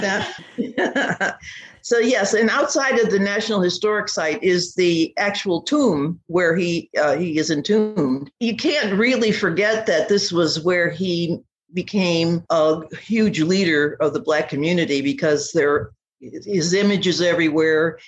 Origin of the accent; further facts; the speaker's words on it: the North, United States; I was born and raised in the North